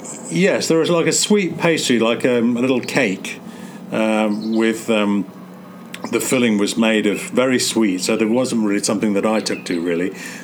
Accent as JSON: {"language": "English", "region": "England", "country": "United Kingdom", "tie": "born or raised there", "moved": "yes", "said": "I have very, very fond memories of Christmas growing up in England."}